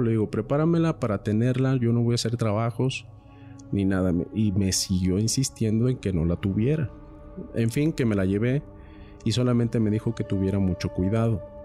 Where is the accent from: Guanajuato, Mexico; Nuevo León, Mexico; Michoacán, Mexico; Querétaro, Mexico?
Michoacán, Mexico; yo soy de Michoacán